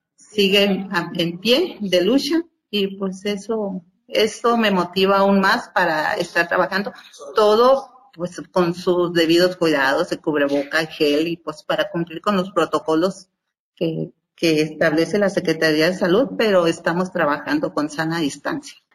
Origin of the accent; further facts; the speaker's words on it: Huatabampo, Sonora, Mexico; en mi pueblo, en Bacapaco, Guatabampo, Sonora